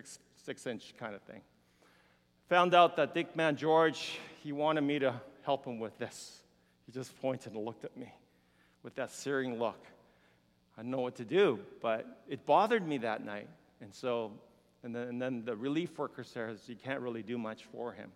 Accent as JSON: {"language": "English", "country": "South Korea", "tie": "born or raised there", "also_born_or_lived": "Houston, United States / Canada", "moved": "yes", "said": "when I was a little boy, growing up in Korea and very hungry"}